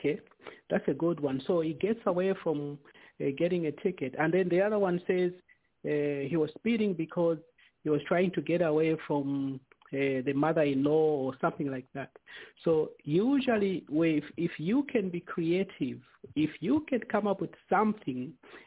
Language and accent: English; Zambia; growing up in Zambia